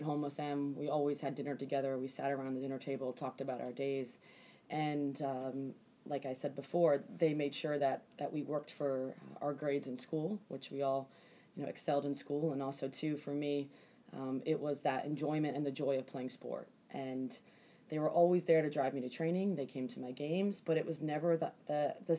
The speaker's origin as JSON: {"language": "English", "town": "Silver Spring", "region": "Maryland", "country": "United States", "tie": "born or raised there", "said": "the time that I grew up in Silver Spring, Maryland"}